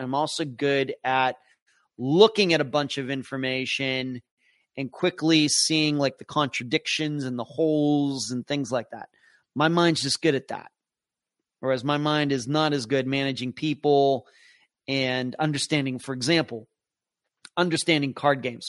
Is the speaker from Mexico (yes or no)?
no; Pennsylvania, United States; moved away; close to where I grew up in Pennsylvania